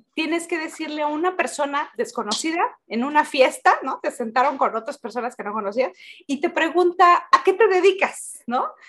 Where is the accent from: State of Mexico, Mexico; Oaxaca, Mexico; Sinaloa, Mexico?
Oaxaca, Mexico; somos oaxaqueños